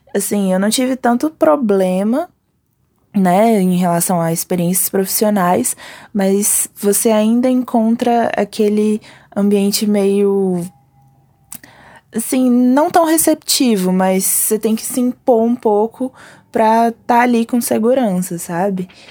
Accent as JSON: {"language": "Portuguese", "town": "Brasília", "region": "Federal District", "country": "Brazil", "said": "sou daqui de Brasília"}